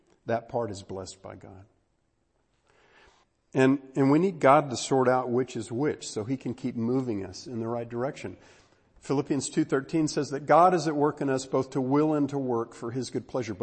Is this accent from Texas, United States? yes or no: yes; Texas, United States; I'm from Texas